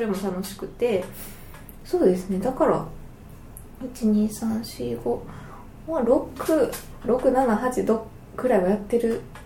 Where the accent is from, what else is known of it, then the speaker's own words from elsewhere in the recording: Tokushima, Japan; 特に地元が徳島なので